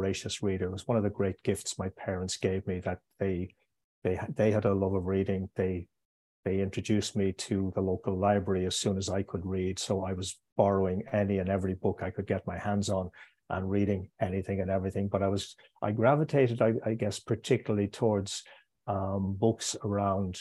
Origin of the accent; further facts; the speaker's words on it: Ireland; moved away as an adult; also born or lived in Israel / London / Hamburg; I was born here. I'm back living here, but I was away for 8 years, and I will live in other countries in the future. But I grew up in what I would describe as a very monoculture, monochrome country